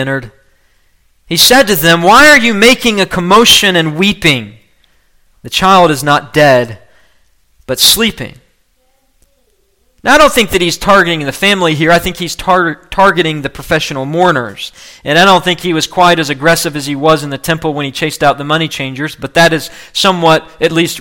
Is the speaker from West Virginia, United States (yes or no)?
yes; West Virginia, United States; also born or lived in Kentucky; my home state of West Virginia